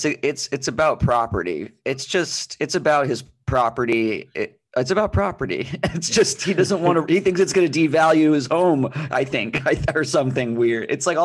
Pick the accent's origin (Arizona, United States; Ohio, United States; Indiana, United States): Arizona, United States; Phoenix; I grew up in Phoenix